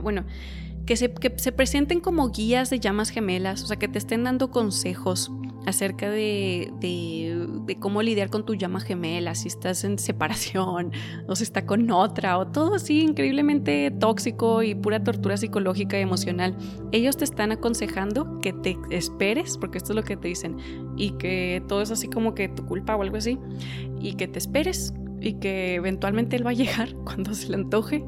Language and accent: Spanish; Mexico; yo soy de México y aquí la gente es bien conservadora